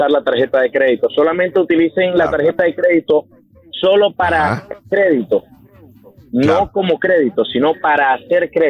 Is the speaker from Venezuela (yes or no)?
yes; Venezuela; moved away as an adult; now in United States; Venimos de Venezuela. Mi esposa y yo